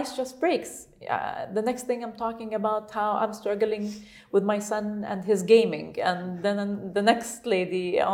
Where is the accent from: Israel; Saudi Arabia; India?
Saudi Arabia; English is a second language; moved away as an adult; now in United Arab Emirates; I'm from Saudi Arabia, they would be surprised that I've never been educated outside